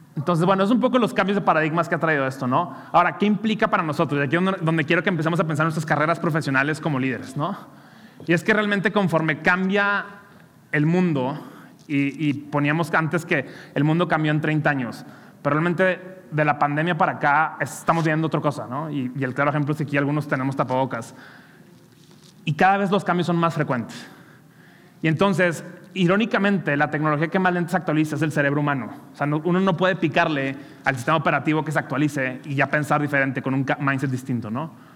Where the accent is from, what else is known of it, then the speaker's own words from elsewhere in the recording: Monterrey, Nuevo León, Mexico; soy regio